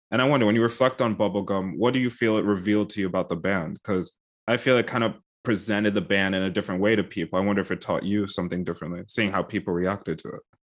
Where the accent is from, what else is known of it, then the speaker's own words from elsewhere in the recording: United States; also born or lived in United Kingdom / Netherlands; I'm American, but I've spent a lot of time in the U K and also in, uh, the Netherlands